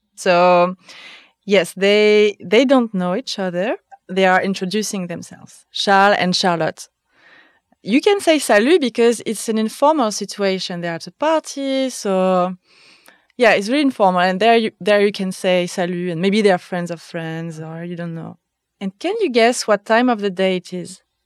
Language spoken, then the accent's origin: English; Nantes, Pays de la Loire, France; now in Berlin, Germany; I am French. I come from Nantes in the northwest of France